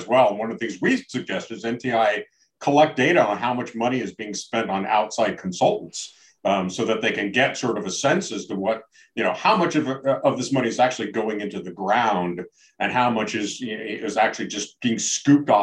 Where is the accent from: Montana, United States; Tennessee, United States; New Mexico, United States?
Montana, United States; Big Sky country; I come from the West. I come from Big Sky country.